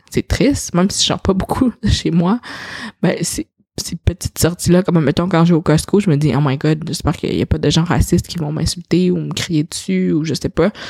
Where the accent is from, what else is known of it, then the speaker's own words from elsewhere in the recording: China; French is a second language; je suis une petite chinoise puis euh, ah, je parle donc même bien pour quelqu'un qui vient de la Chine.